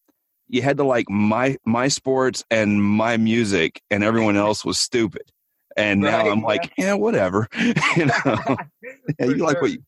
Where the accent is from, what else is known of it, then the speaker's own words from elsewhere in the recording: Oklahoma, United States; I grew up in Oklahoma, like back in the 80s and 90s.